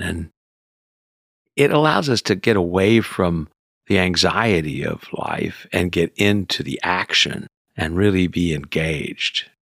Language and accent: English; Houston, Texas, United States; moved away; also born or lived in California; I was raised in Houston as a city kid